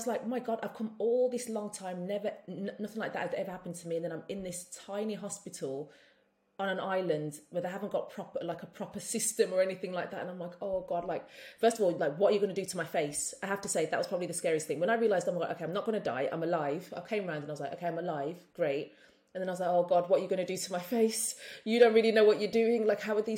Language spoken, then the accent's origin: English; Birmingham, West Midlands, United Kingdom; also born or lived in London; now in St. Kitts, Saint Kitts and Nevis; being a Brummie